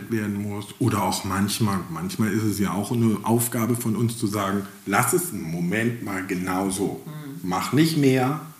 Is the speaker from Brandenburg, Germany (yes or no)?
no; Mecklenburg-Vorpommern, Germany; wir sind Mecklenburger, wir reden nicht so viel.